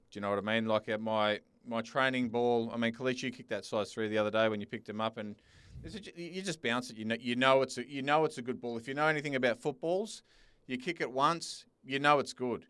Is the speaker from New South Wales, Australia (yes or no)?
yes; Sydney, New South Wales, Australia; now in Perth, Australia; I'm originally from Sydney